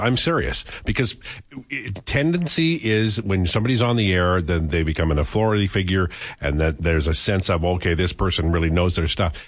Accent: Saskatchewan, Canada; moved away; growing up in Saskatchewan, the, the hippie movement didn't get there for three years

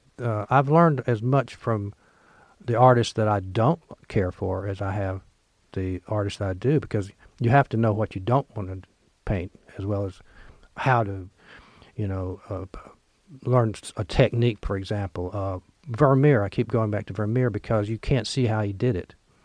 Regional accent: Oxford, Mississippi, United States; Lemuria stocks at Square Books in Oxford, my hometown.

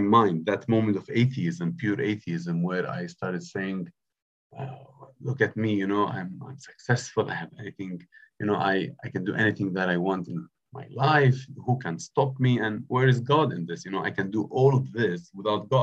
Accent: Bethlehem, West Bank, Palestine; moved away as an adult; also born or lived in Jerusalem; now in Cambridge, United Kingdom; So I was born in Jerusalem, bred in Bethlehem. That makes me a Bethlehemite

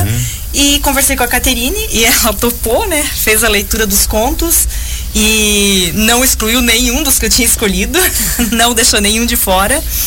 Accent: Joinville, Santa Catarina, Brazil; embora nós duas moremos em Piraberaba a vida toda

